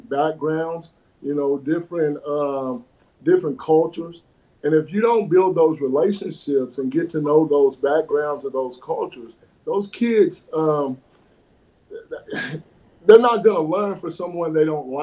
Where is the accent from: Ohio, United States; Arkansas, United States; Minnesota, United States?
Arkansas, United States; Fort Smith; I was born and raised here in Fort Smith, and went through Darby and Northside